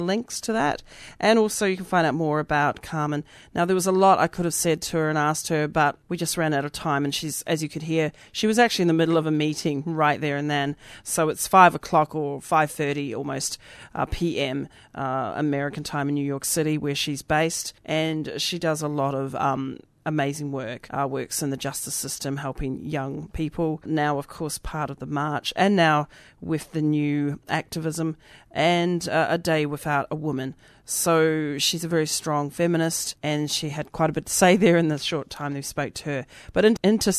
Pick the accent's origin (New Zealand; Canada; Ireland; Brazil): New Zealand; now in Australia; I'm from Aotearoa originally, so that's what we say down there